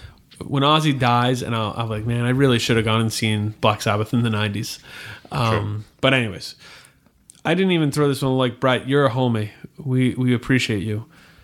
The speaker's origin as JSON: {"language": "English", "region": "Virginia", "country": "United States", "said": "I'm from Virginia"}